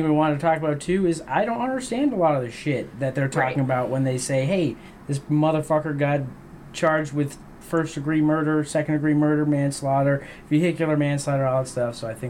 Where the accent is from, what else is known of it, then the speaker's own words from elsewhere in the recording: Northeast, United States; now in Denver, United States; So we're both from the Northeast, but we now live in Denver.